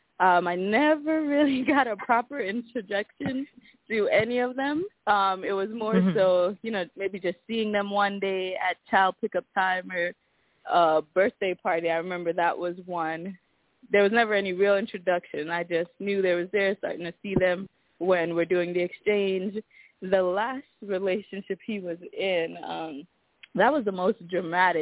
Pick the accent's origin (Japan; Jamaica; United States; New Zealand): Jamaica; I'm Jamaican